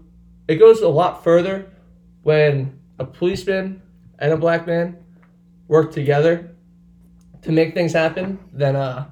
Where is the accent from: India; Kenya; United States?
United States; Medford; a main street of my hometown.